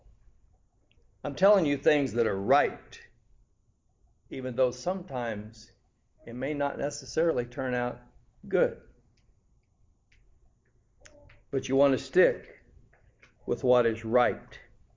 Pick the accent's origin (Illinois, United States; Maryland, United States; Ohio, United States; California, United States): California, United States; growing up in California